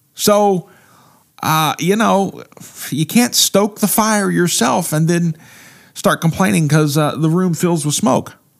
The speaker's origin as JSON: {"language": "English", "region": "Midwest", "country": "United States", "tie": "born or raised there", "said": "the roots of growing up in the Midwest"}